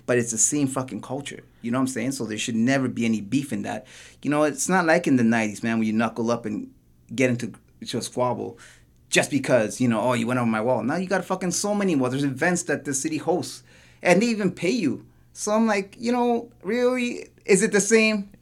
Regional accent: Toronto, Ontario, Canada; I'm originally from Parkdale

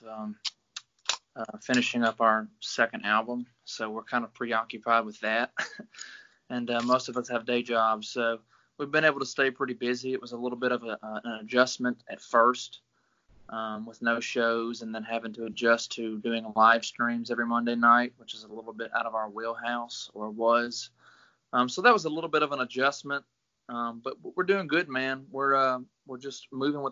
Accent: Greenville, Mississippi, United States; also born or lived in Gulfport, Mississippi; I'm originally from Greenville, Mississippi, the Delta

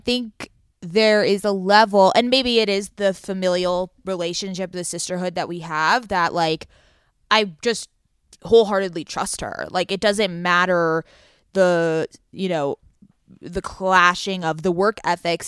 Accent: Southern California, United States; we are from Southern California. We live in L A and San Diego

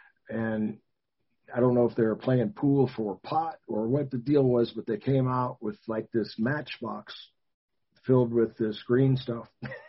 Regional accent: Gary, Indiana, United States; Brother Gary, Indiana.

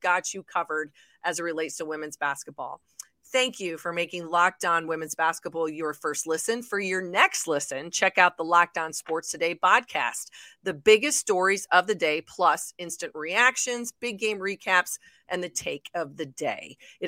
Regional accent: Midwest, United States; All right, Alex, before I let you go, I'm a Midwesterner here. You know, the Big 12 is my wheelhouse.

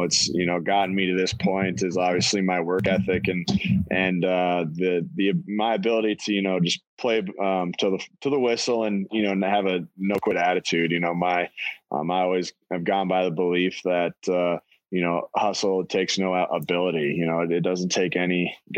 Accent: North Dakota, United States; I'm originally from North Dakota

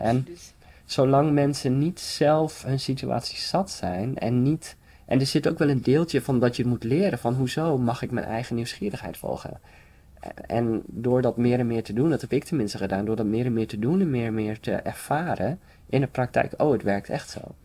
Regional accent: Frisian countryside, Friesland, Netherlands; ik kom zelf van het Friese platteland

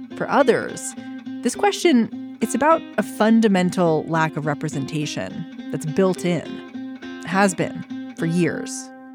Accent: Maryland, United States; I grew up in Maryland

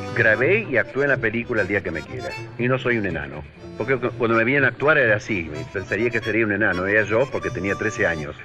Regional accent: Argentina; Yo soy argentino y yo creo que mi música tiene que ser argentina, tiene que tener perfume a mi tierra.

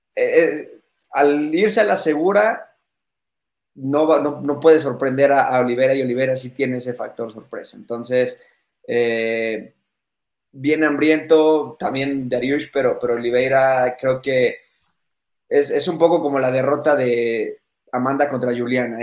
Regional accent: Mexico; yo siendo aquí mexicano

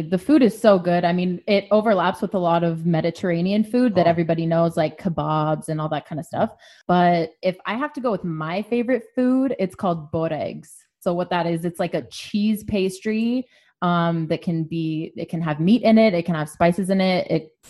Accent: Bay Area, California, United States; moved away as an adult; now in Los Angeles, United States; I was born and raised in the Bay Area, and I moved here right after high school to come to Northridge.

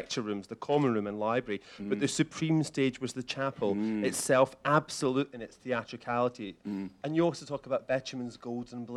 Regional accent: near Glasgow, Scotland, United Kingdom; I grew up near Glasgow

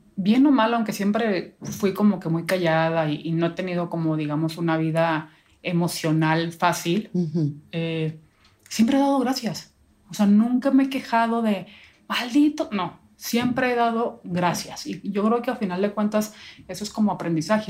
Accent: northern Mexico, Mexico; Yo soy norteña

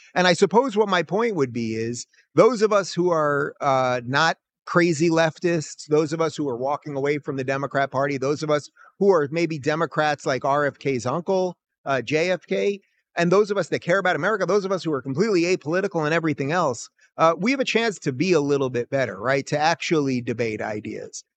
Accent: New York City, New York, United States; I am from Brooklyn

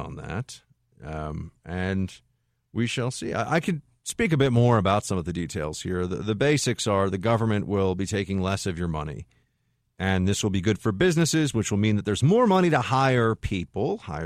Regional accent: New York, United States; as a New Yorker

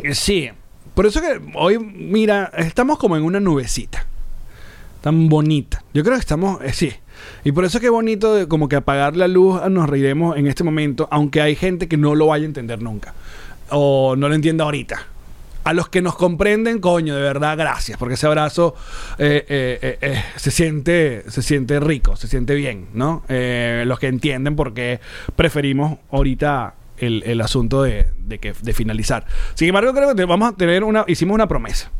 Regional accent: Venezuela; como venezolanos

